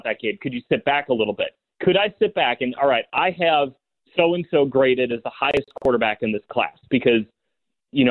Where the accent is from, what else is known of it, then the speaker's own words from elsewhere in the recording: Oak Park, Illinois, United States; I'm from Oak Park. I'm from Oak Park.